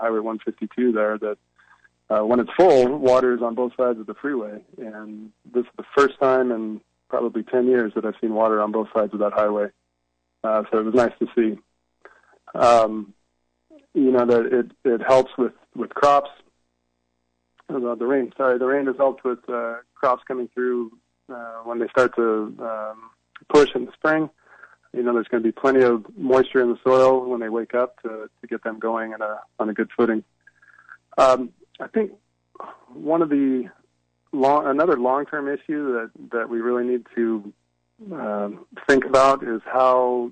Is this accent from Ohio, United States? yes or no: no; Riverside, California, United States; also born or lived in Stockton; I grew up in Riverside, California, down by you, and my family farmed citrus and avocados